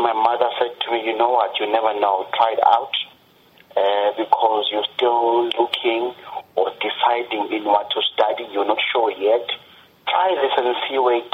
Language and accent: English; Eastern Cape, South Africa; moved away; also born or lived in Johannesburg, South Africa; I am originally from one province named Eastern Cape, that is where I'm bred. I'm born and bred from there